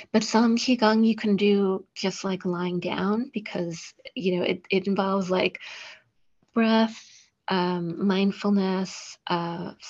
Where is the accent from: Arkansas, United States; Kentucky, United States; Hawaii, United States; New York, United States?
New York, United States; I'm a New Yorker